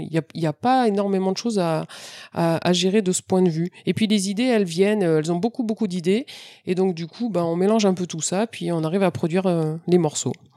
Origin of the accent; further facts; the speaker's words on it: France; je suis française